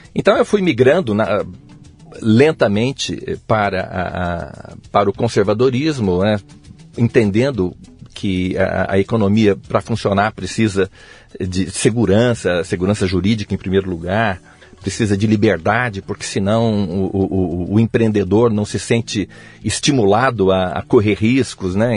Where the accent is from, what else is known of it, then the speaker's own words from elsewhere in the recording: Mogi das Cruzes, São Paulo, Brazil; now in Brasília, Brazil; Eu sou de Mogi das Cruzes, São Paulo